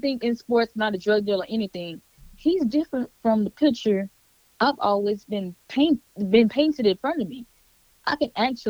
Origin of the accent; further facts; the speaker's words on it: Baton Rouge, Louisiana, United States; moved away; I'm from Baton Rouge, Louisiana, born and raised